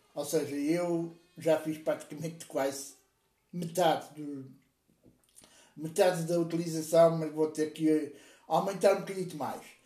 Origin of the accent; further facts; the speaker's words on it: Portugal; also born or lived in Lisbon; eu sou português, eu vivo em Portugal, vivo na bonita cidade de Lisboa